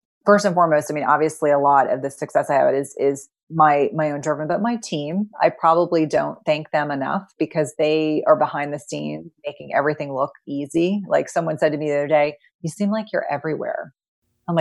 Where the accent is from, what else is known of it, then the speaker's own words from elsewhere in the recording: New Jersey, United States; I grew up in New Jersey in the 1980s and 1990s